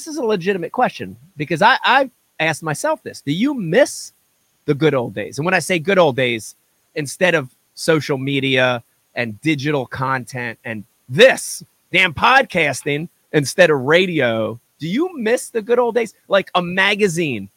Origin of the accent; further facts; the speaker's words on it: right outside of Philadelphia, New Jersey, United States; I was born in New Jersey. Thank God I grew up right outside of Philadelphia